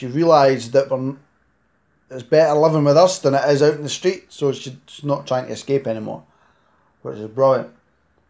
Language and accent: English; Scotland, United Kingdom; accent: Scottish; Live in Scotland